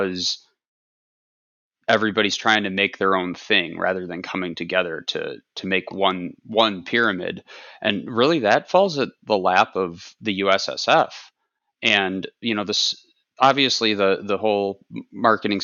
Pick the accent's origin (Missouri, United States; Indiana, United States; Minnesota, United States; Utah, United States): Minnesota, United States; Minneapolis; I was born in Minneapolis